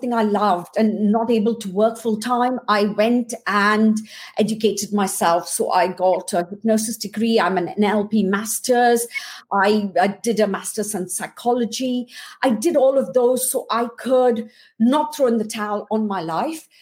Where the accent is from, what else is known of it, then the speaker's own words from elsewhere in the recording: India; I was born and brought up in India to a quite poor background.